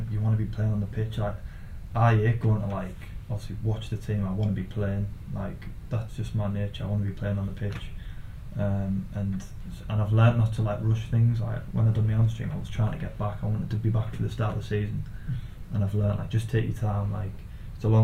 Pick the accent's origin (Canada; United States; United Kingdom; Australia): United Kingdom; Middlesbrough, North East England; playing for my hometown team